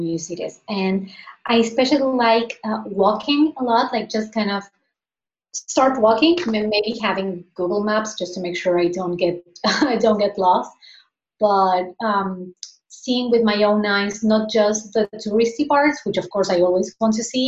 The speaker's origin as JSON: {"language": "English", "country": "Argentina", "tie": "born or raised there", "moved": "yes", "lives_now": "Spain", "said": "I'm originally from Argentina. Like I'm currently living in Spain, but I was born and raised in Argentina."}